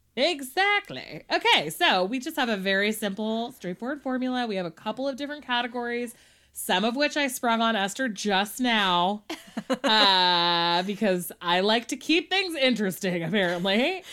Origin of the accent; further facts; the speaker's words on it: California, United States; me as a Californian child